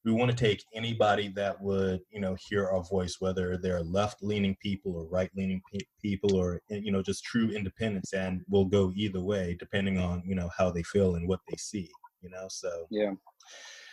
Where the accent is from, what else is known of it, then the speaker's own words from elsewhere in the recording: North Carolina, United States; moved away; I'm originally from North Carolina. So when I go home, you know, and visit my parents